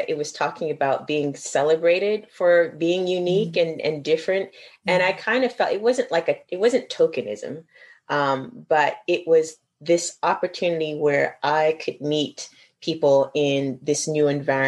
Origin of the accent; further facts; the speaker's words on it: the South, United States; moved away as an adult; now in Japan; I'm from the South.